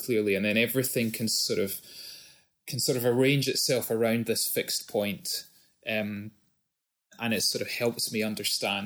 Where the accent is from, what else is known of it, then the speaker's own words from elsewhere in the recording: Scotland, United Kingdom; moved away; being Scottish but having lived more than half my life out of Scotland